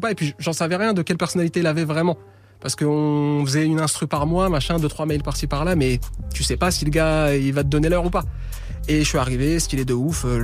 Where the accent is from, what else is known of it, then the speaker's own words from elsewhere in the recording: France; Voilà, je suis français et on s'en fout.